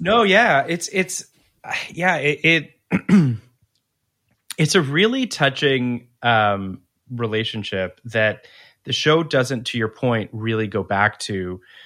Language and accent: English; Canada; as a Canadian